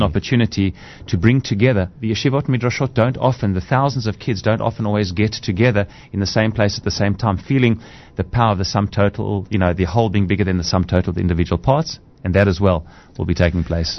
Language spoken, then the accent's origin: English; South Africa; accent: South African; moved away as an adult; also born or lived in Israel; my accent is a South African accent.